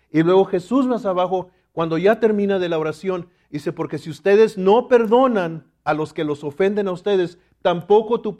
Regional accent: Laredo, Texas, United States; yo recuerdo cuando era niño y vivíamos en Laredo, Texas, mi padre, que era mexicano también, él siempre tenía en su corazón regresar a México.

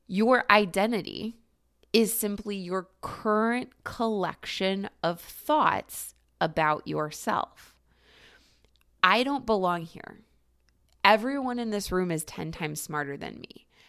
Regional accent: Cleveland, Ohio, United States; Cleveland, Ohio, my hometown

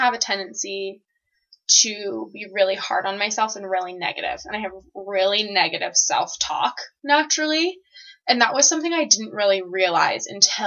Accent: Seattle, Washington, United States; moved away as an adult; now in Provo, United States; I'm originally from the Seattle area, and I'm about to graduate from BYU

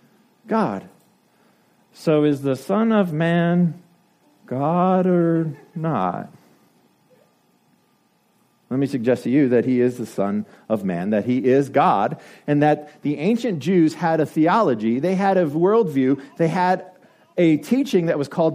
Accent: United States; you and I are English-speaking people, we're from America

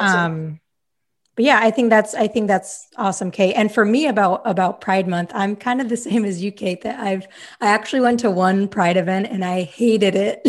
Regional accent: Utah, United States; moved away as an adult; now in Sacramento, United States; I grew up in Utah. Like, my whole, whole life I lived in Utah until now, I live in Sacramento

